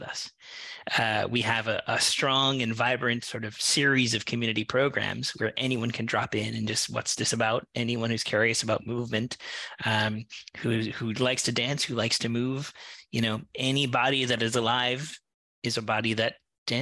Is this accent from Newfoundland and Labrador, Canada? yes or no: yes; Newfoundland and Labrador, Canada; moved away as an adult; now in Vancouver, Canada; I'm originally from Newfoundland, and I moved out here